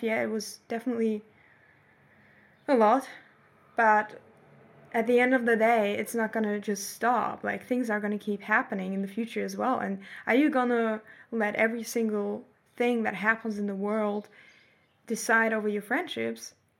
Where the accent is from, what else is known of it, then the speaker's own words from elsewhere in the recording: Germany; moved away as an adult; now in Australia; Germany and see, mm, the place that I've grown up